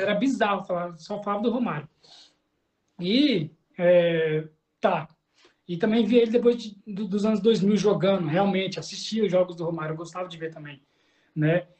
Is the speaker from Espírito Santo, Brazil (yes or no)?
no; Cuiabá, Mato Grosso, Brazil; eu nasci em Cuiabá